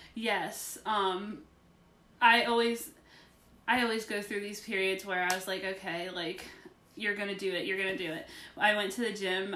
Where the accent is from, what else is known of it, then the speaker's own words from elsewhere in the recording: West Virginia, United States; I'm from West Virginia